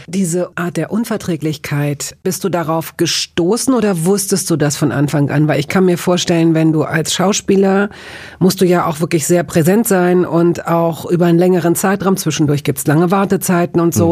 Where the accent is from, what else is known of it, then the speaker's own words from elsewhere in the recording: Hanover, Lower Saxony, Germany; in Hannover, wo ich aufgewachsen bin